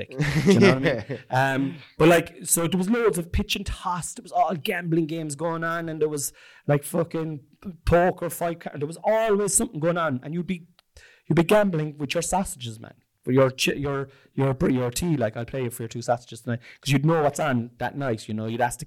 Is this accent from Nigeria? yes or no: no; Ireland; moved away as an adult; also born or lived in East London; We're from Ireland.